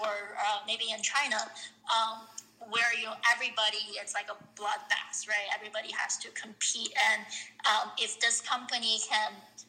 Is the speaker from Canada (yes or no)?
yes; Canada; I think from a Canada perspective, because I'm Canadian, I think the opportunities in Toronto and Montreal will probably be a bit more